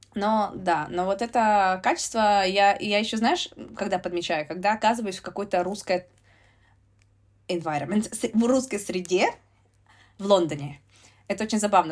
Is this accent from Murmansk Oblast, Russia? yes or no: yes; Murmansk, Murmansk Oblast, Russia; moved away as an adult; also born or lived in United States / United Kingdom; now in London, United Kingdom